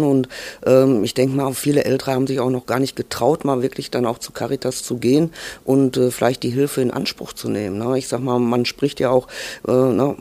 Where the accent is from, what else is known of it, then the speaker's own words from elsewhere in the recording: Altena, North Rhine-Westphalia, Germany; von klein auf bin ich also auch hier im Kino groß geworden